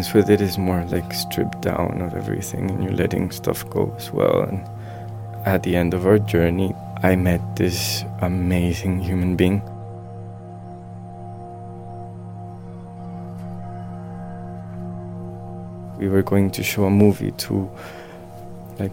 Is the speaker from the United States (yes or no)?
no; Colombia; moved away; growing up in Colombia